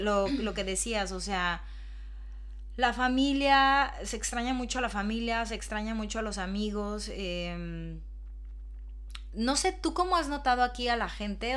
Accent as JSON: {"language": "Spanish", "country": "Mexico", "tie": "born or raised there", "moved": "as an adult", "lives_now": "Madrid, Spain", "said": "no puede ser que ya en el país donde yo nací"}